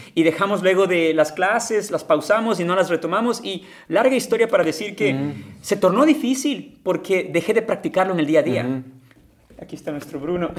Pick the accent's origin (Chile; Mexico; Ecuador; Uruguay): Ecuador; moved away as an adult; now in Ukraine; regresé a Ecuador después de ese verano